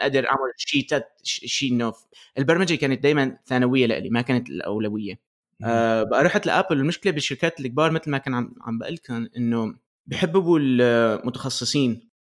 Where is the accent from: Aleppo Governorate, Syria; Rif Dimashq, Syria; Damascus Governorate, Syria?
Aleppo Governorate, Syria; Aleppo; also born or lived in Michigan, United States; now in United States; اصلي من حلب بسوريا بعدين آه، آه، جينا لامريكا ب 2003